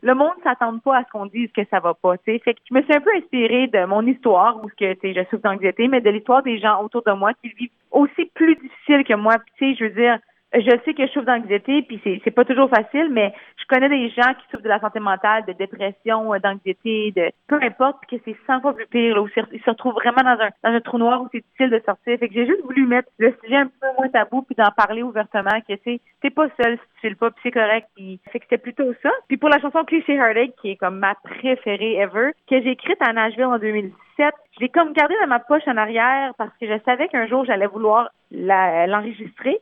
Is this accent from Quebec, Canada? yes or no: no; a small francophone village in Ontario, Canada; accent: Franco-Ontarian; first language French; Je suis née dans un petit village en Ontario, francophone.